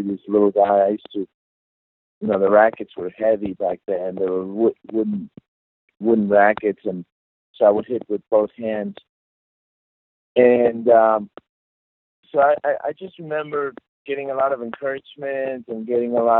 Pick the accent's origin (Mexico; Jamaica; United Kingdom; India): Mexico; Guadalajara, Jalisco; moved away; I was 5 years old, so very young, and growing up in Guadalajara, Mexico